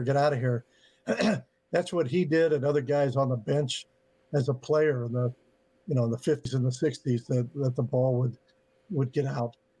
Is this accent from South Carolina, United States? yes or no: no; Middletown, Ohio, United States; I grew up in in Middletown